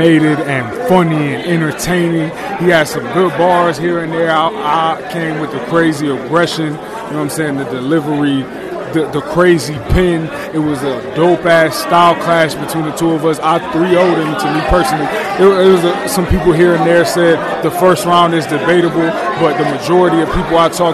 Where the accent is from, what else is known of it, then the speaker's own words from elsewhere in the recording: Cleveland, Ohio, United States; also born or lived in Akron, Ohio; I'm from Cleveland, bro, originally.